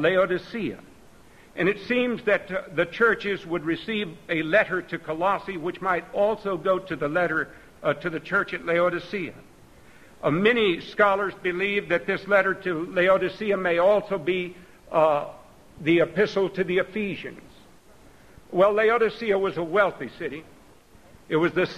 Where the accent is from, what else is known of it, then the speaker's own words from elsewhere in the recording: Texas, United States; I grew up out in Texas